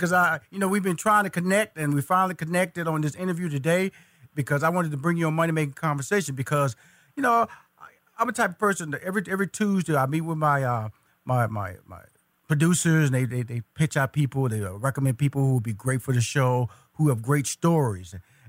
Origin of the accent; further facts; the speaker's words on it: Houston, Texas, United States; See, I'm from Houston, Texas, so I know Dallas, 240 miles of I-45 north, So I've been up there.